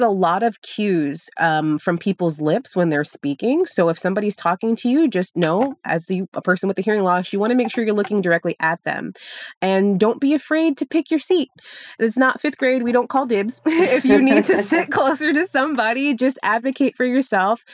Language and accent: English; Chicago, Illinois, United States; now in Florida, United States; I'm from Chicago, and I used to go to the Field Museum all the time